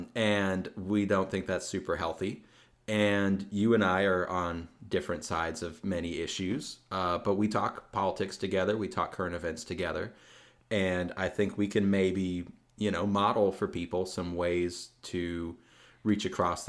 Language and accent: English; the South, United States; I'm from the South, so...